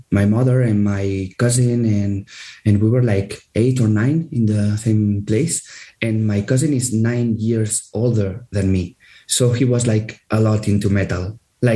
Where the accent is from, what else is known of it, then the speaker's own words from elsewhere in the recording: Andorra; we are from Andorra, but we are like this Spanish, half of the band is Spanish